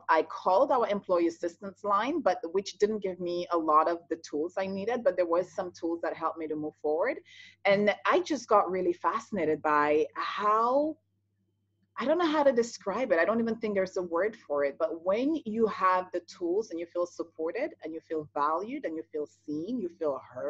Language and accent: English; St. Lucia; moved away as an adult; now in Toronto, Canada; I'm born and raised in the Caribbean, in St. Lucia